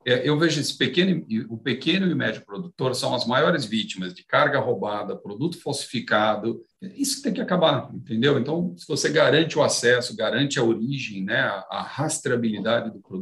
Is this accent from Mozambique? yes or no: no; Afula, Northern District, Israel; born there; É, eu nasci em Afula, em Israel.